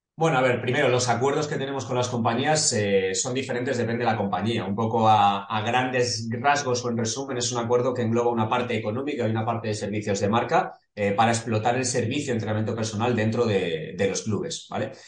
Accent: Móstoles, Community of Madrid, Spain; nosotros somos de Madrid, eh, de un barrio del sur de Madrid, de Móstoles

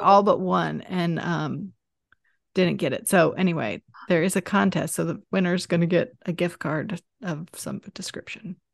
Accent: Atlanta, Georgia, United States; moved away as an adult; I grew up here too, so we're both from Atlanta.

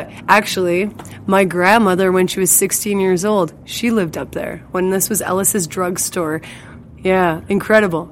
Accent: Hillmond, Saskatchewan, Canada; I grew up in Hillmond, well, which is a community about 35 kilometers northeast of here

